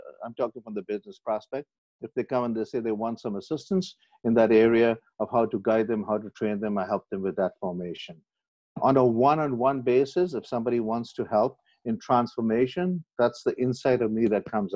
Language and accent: English; Pakistan; I was born in Pakistan, believe it or not, and I've lived my life there.